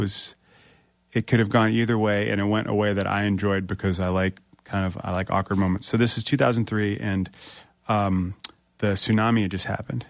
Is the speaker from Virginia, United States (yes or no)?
yes; Springfield, Virginia, United States; I grew up in Northern Virginia